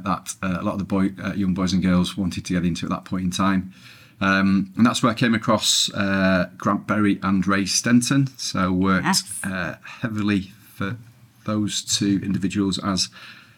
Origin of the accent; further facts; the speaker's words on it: Preston, North West England, United Kingdom; moved away as an adult; also born or lived in Leeds / Manchester; born and bred in Preston, Lancashire